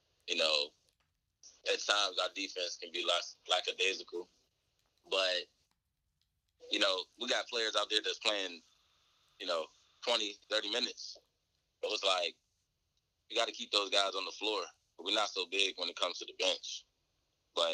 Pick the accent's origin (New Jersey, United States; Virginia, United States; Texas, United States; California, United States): Virginia, United States; Charlottesville; we're from Charlottesville